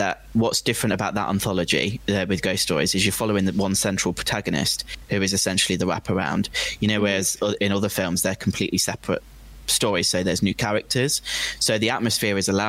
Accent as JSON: {"language": "English", "country": "United Kingdom", "said": "I'm British as well"}